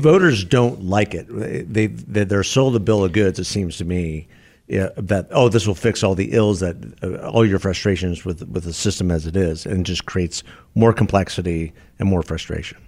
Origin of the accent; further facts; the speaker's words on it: Tucson, Arizona, United States; my hometown